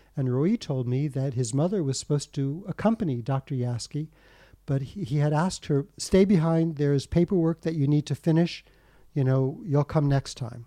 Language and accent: English; United States; I was born in the States